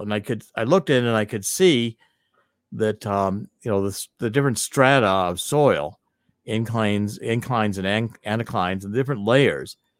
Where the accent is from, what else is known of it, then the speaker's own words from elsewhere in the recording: East Cleveland, Ohio, United States; I was born and raised in East Cleveland, Ohio